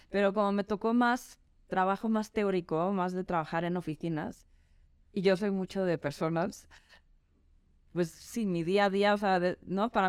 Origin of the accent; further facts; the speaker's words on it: Madrid, Community of Madrid, Spain; Pues yo soy medio sueca, medio noruega, eh, pero gran parte de mi infancia la pasé en Madrid, con quien mis papás ahí residían. Y entonces también soy un poquito española.